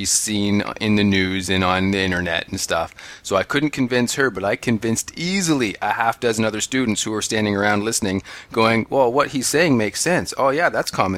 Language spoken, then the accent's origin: English; Canada; We are Canadian